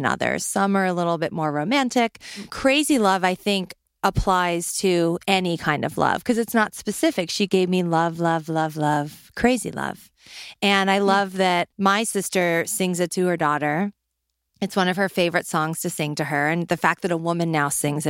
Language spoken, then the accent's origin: English; New Orleans, Louisiana, United States; I'm from New Orleans